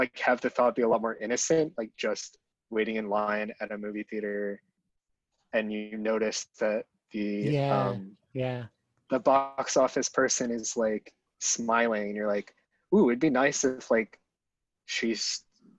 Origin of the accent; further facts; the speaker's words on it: Trumbull, Connecticut, United States; I'm from Connecticut, a town called Trumbull